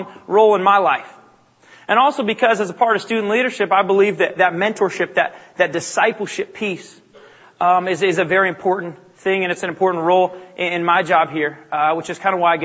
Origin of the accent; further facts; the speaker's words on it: Bellingham, Washington, United States; I grew up in Bellingham, Washington, about an hour north of here